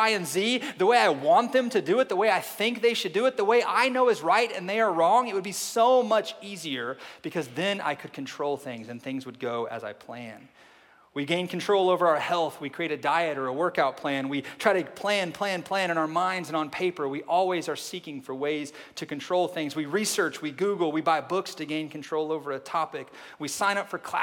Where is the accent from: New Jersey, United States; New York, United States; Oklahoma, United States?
Oklahoma, United States; now in Arkansas, United States; I am from Oklahoma, live in Arkansas right now